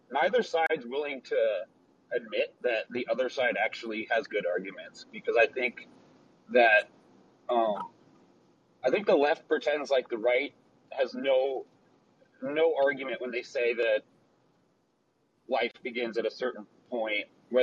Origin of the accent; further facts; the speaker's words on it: Colorado, United States; I'm from Colorado